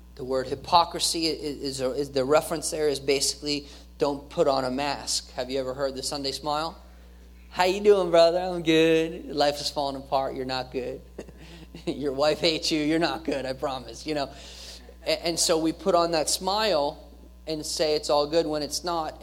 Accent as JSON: {"language": "English", "country": "United States"}